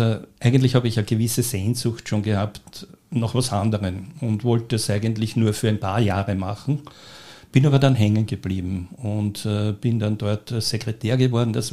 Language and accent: German; Göstling an der Ybbs, Lower Austria, Austria; Äh, ich bin als kleines Kind am Land aufgewachsen, in Göstling an der Ips, bin also ein Dorfkind.